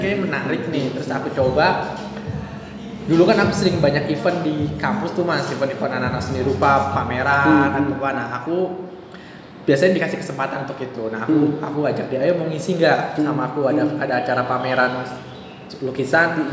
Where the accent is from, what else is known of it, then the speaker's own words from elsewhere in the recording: Jakarta, Indonesia; aku aku lahir besar di Jakarta